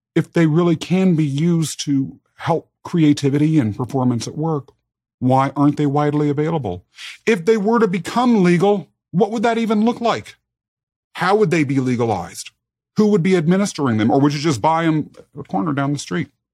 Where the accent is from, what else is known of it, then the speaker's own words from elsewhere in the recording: Kansas, United States; also born or lived in England; They adopted me and brought me back as their child to the United States, to Kansas, as a matter of fact, where I was raised.